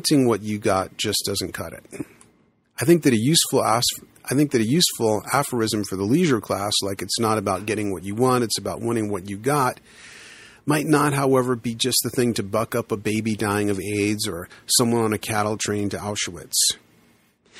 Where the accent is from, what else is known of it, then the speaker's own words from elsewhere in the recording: New York City, New York, United States; now in Boulder, United States; When I grew up in the Bronx, back in the day, there were the kids on my block